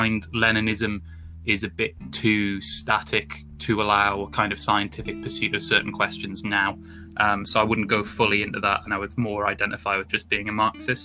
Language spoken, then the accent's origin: English; Newcastle upon Tyne, North East England, United Kingdom; moved away as an adult; now in Birmingham, United Kingdom; I'm from the northeast of England originally, from Newcastle